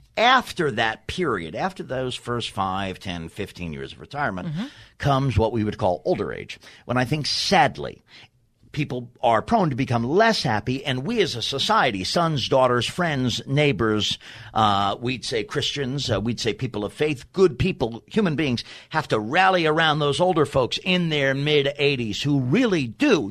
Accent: New York City, New York, United States; I'm from Staten Island, New York

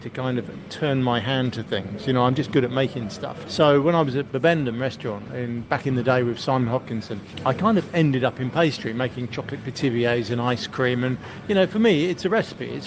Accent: London, United Kingdom; I'm a Londoner

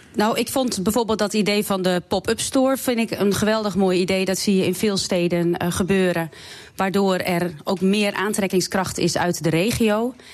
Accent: Zwolle, Overijssel, Netherlands; now in Biddinghuizen, Netherlands; toen ik opgroeide en studeerde in Zwolle

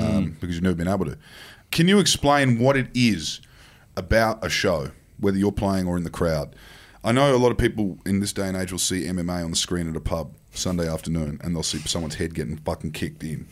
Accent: Queensland, Australia; as a Queenslander

